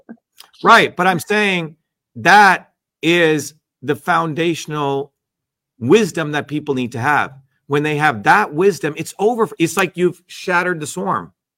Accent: New Jersey, United States; I grew up in New Jersey

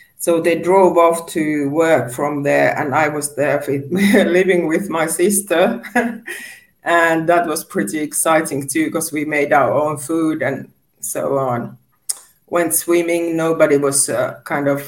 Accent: Helsinki, Uusimaa, Finland; I was born in Helsinki.

